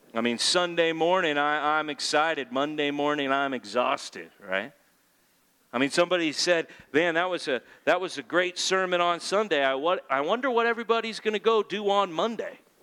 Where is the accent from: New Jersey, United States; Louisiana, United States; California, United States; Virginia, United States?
California, United States; I'm a Californian